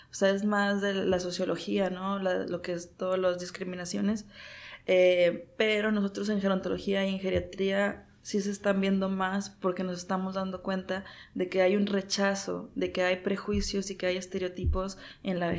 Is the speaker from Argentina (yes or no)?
no; Mexico; y que pues ya ni modo soy mexicano, ¿verdad? Y mi herencia me hizo gordito.